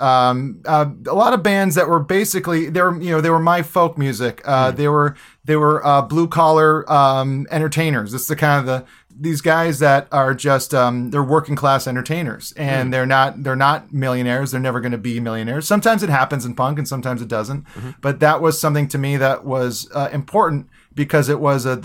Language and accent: English; Hawaii, United States; I was born and raised in Hawaii